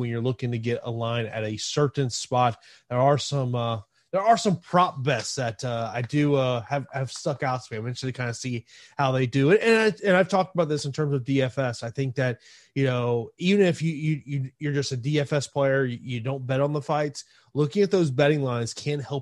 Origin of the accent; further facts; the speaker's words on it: Tampa, Florida, United States; my hometown here of Tampa